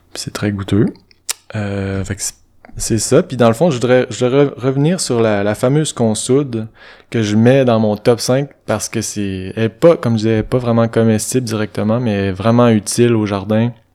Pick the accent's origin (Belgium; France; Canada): Canada; Saint-Ubalde, Quebec; moved away; je passe mes printemps à Saint-Tubal, qui est mon village natal.